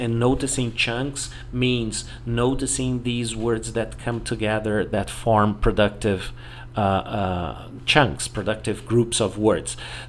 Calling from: Porto Alegre, Rio Grande do Sul, Brazil; English is a second language

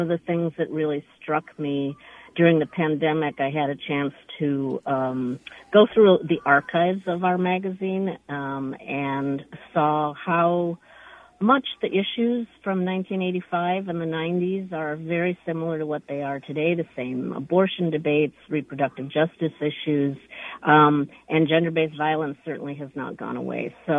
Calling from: Eugene, Oregon, United States; So I am calling from Eugene, Oregon.

